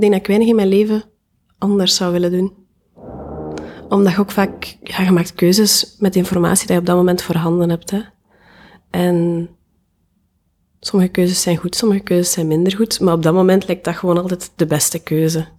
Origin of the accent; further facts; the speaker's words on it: Diest, Flanders, Belgium; moved away as an adult; now in Ghent, Belgium; Ik ben afkomstig uit Diest